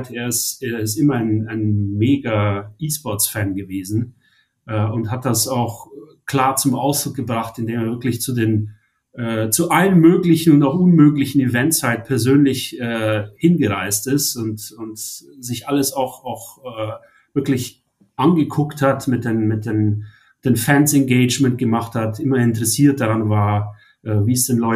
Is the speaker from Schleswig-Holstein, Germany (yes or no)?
no; Munich, Bavaria, Germany; ich ich komme ursprünglich aus München äh, und habe äh, im Prinzip super früh angefangen